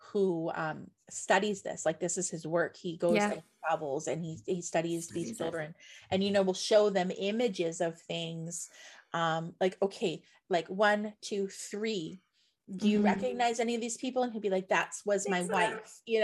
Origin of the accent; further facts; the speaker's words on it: Nova Scotia, Canada; I grew up in Nova Scotia, where you're gonna hear bagpipes anyways